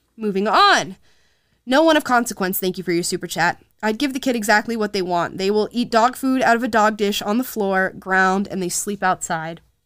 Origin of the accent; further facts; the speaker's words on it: Central Florida, United States; Southern Florida, which y'all know is my home state. I'm not from Southern Florida, but Central